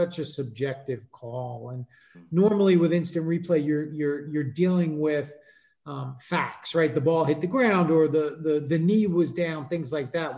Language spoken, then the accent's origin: English; New York, United States; I grew up in New York.